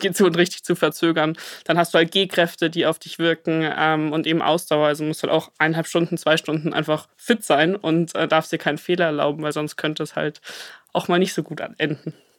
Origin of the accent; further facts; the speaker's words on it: Munich, Bavaria, Germany; bin Münchner Madel.